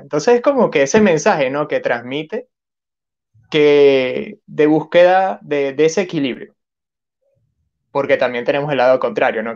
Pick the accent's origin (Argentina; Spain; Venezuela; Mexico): Venezuela; now in Peru; yo soy de Venezuela y ahorita estoy viviendo en Perú.